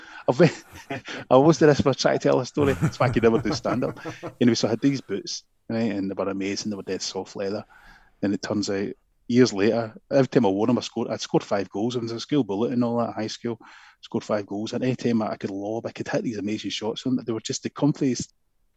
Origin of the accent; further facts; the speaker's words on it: Airdrie, Scotland, United Kingdom; moved away; I'm from Airdrie at the time